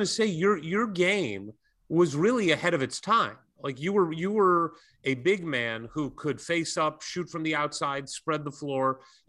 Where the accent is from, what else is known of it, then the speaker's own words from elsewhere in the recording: St. Louis, Missouri, United States; moved away as an adult; now in Los Angeles, United States; my hometown, St. Louis.